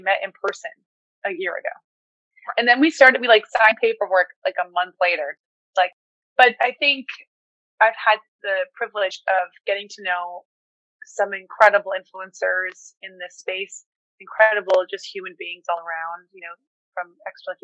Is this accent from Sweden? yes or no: yes; Sweden; moved away; I was born in Sweden.